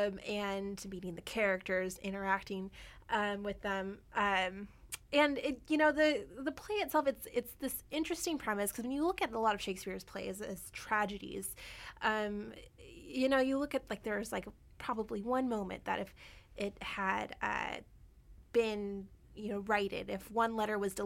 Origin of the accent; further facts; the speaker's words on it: Portland, United States; now in Vancouver, Canada; my hometown of Portland